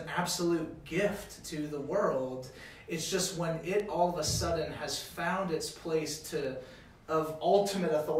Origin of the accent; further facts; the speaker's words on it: Louisiana, United States; moved away; I grew up in Louisiana, and literally everyone was a Christian